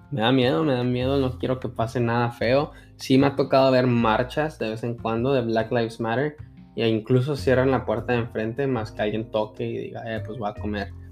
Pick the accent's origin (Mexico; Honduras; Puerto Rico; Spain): Mexico; Es como los mexicanos. muchos sabemos que no salieron a votar o que se sintieron intimidados y votaron por AMLO